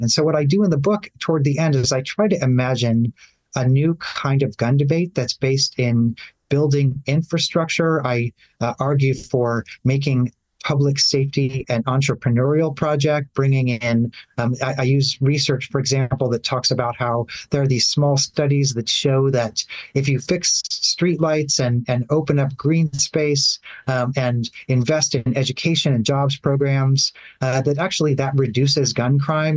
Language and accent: English; Nashville, Tennessee, United States; my hometown of Nashville, Tennessee